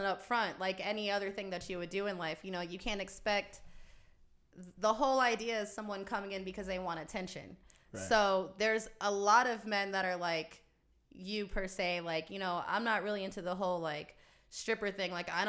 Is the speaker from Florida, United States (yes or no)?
yes; Florida, United States; now in Las Vegas, United States; But I came from Florida, so. Being in Vegas the last 4 years, I would definitely say that we have a lot in common.